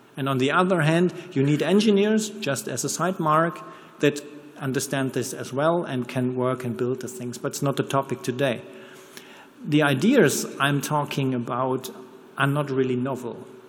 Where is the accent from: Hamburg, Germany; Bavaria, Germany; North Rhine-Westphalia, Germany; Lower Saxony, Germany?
North Rhine-Westphalia, Germany; Ruhr area; accent: German; English is a second language; I'm from here, I'm from the Ruhrport